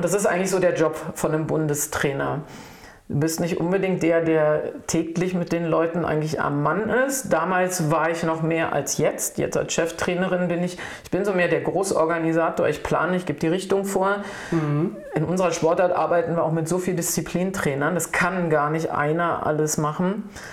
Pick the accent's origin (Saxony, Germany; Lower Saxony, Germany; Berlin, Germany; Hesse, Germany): Berlin, Germany; also born or lived in Saarbrücken; ich bin Berlinerin, echte. Spandauerin, aber in Charlottenburg geboren, nein, ja. Aber ich bin Berlinerin, wirklich schon immer, habe auch hier gelebt